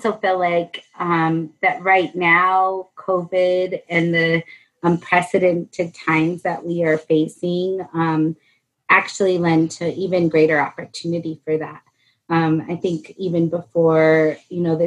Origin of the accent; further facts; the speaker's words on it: Albuquerque, New Mexico, United States; I actually live in the home that I grew up in here in Southeast Albuquerque